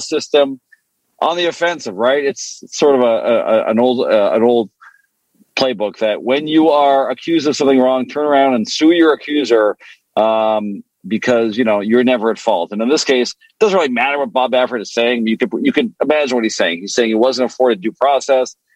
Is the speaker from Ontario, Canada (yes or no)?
no; Montreal, Quebec, Canada; first language French; English is a second language; now in United States; I grew up in Canada. My, you know, I spoke French growing up